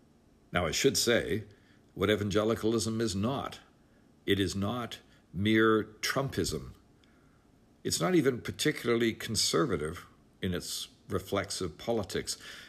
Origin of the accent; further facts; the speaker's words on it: Canada; also born or lived in United Kingdom; I'm an evangelical myself, born and raised in Canada and the United Kingdom among evangelical Christians, and educated among evangelicals in the United States as well.